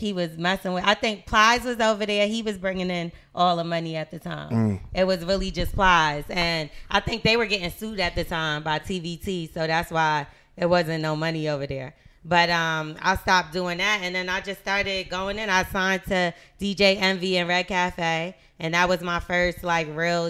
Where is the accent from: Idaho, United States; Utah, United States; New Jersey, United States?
New Jersey, United States; moved away; also born or lived in Brooklyn, New York / Miami / Atlanta / Los Angeles; I was raised in Jersey. I lived everywhere